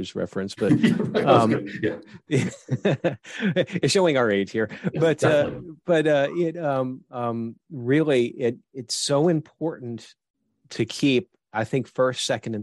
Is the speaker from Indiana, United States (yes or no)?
no; New York, United States; moved away; I'm originally from New York